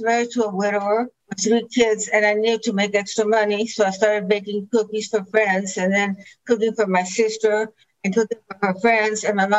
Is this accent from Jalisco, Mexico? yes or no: no; Chihuahua, Mexico; English is a second language; also born or lived in Agua Prieta, Sonora, Mexico; Chihuahua. Chihuahua. Yeah, I was born in Sonora, Agua Prieta, and raised on this cattle ranch.